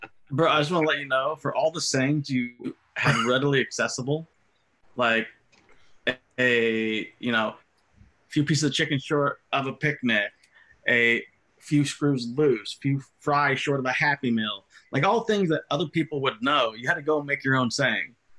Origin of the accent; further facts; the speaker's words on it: United States; who lived 30 years in the country out of the 37 I've been alive, was told I'm not American enough anymore